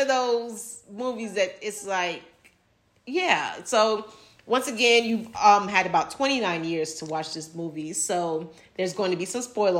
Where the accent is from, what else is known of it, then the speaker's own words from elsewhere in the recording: Miami, Florida, United States; growing up in Miami